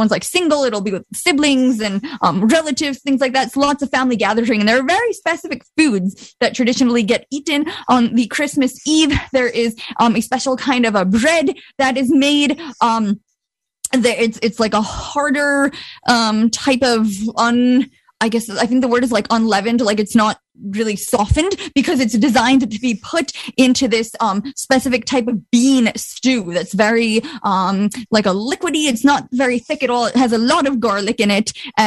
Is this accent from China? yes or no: no; Bosnia & Herzegovina; moved away; I'm from Bosnia, but ethnically I'm Croat.